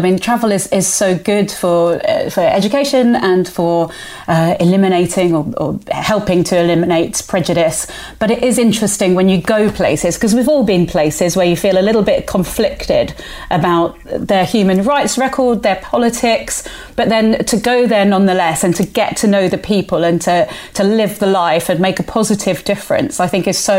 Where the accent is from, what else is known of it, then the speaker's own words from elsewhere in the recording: Andalusia, Spain; I grew up on the Costa del Sol, and Torremolinos was apparently a beautiful place back in the...